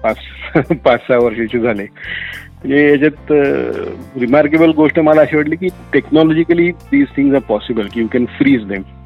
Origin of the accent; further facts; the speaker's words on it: Nashik, Maharashtra, India; also born or lived in United Kingdom; मी basically मूळचा नाशिकचा आहे बॉर्न ब्रॉटअप इन नाशिक